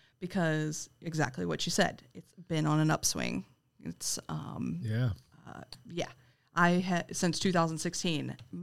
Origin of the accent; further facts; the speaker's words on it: Richmond, Virginia, United States; also born or lived in Massachusetts; Well, I was born and raised here in Richmond, and in 2006, I moved away to Massachusetts to go to school, and I lived there for 10 years